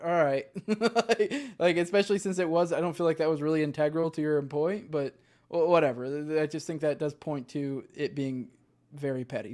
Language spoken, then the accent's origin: English; Northeast, United States; I grew up in the Northeast